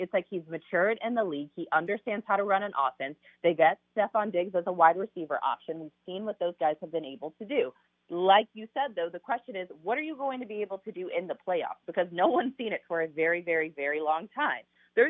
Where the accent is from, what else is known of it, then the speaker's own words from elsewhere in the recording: Kansas City, Missouri, United States; Again, I grew up in Kansas City. I'm a Kansas City Chiefs fan.